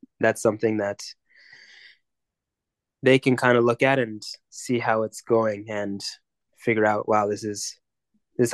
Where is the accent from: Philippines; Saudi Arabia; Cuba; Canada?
Canada; Mississauga, Ontario; growing up in Mississauga